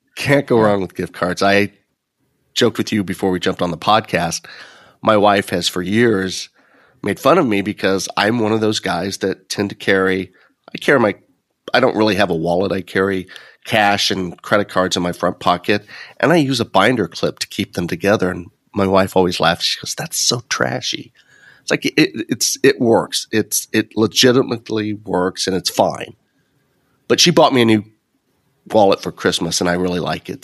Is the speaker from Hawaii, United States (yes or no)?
no; Illinois, United States; Illinois, my ho-, my hometown school